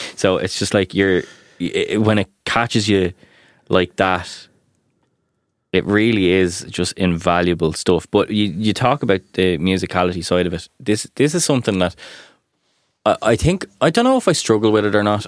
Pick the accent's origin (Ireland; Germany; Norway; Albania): Ireland; as Irish people